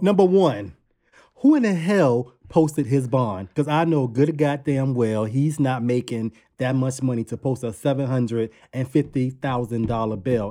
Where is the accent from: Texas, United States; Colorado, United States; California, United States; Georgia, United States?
Georgia, United States; Savannah; now in Brooklyn, United States; I'm originally from Savannah, Georgia, so yeah, I'm a Southern belle